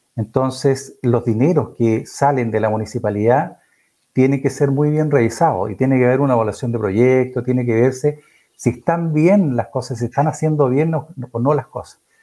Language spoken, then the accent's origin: Spanish; Chillán, Ñuble, Chile; moved away as an adult; also born or lived in Concepción / Los Ángeles; now in Nacimiento, Chile; yo soy chillanejo, yo nací en Chillán, eh, por allá hace hartos años atrás. Salí de Chillán a los 18, 19 años